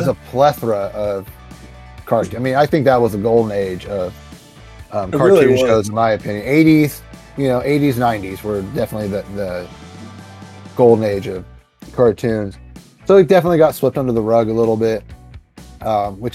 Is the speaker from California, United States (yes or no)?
yes; the Redwoods, California, United States; I had a little tiny comic book store in the tiny little town I grew up in out in the Redwoods